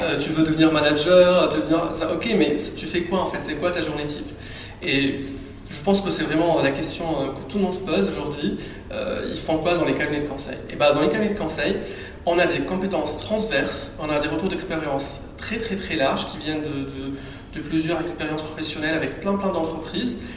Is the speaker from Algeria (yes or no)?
no; Tunisia; also born or lived in Île-de-France; now in France; Sachant que je suis tunisien, j'avais pas la nationalité française